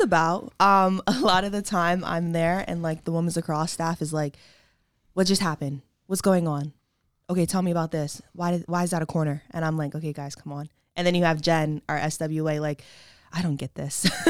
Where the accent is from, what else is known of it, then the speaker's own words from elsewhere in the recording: Wilmington, Delaware, United States; also born or lived in Westchester, New York; I am from the beautiful Wilmington, Delaware